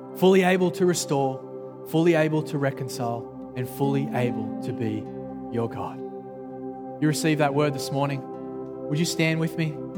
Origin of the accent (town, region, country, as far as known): Australia; accent: Australian